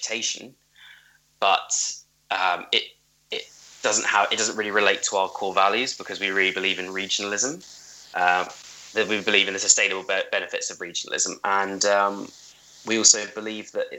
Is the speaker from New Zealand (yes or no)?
no; United Kingdom; we are British.